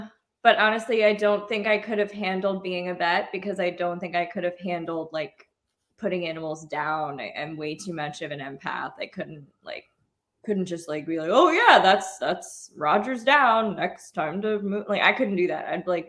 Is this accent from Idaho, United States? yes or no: no; Orlando, Florida, United States; also born or lived in New York; now in Nashville, United States; I grew up in Orlando